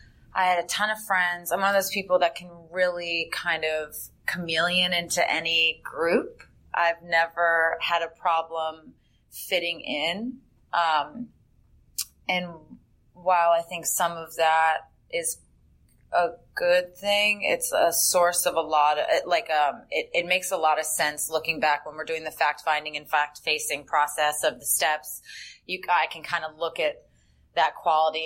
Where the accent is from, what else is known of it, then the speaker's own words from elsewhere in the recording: Northern Virginia, United States; I am originally from Northern Virginia